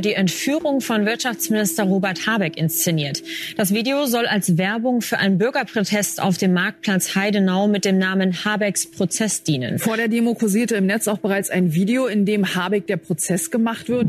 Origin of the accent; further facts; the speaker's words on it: Austria; bei uns in Österreich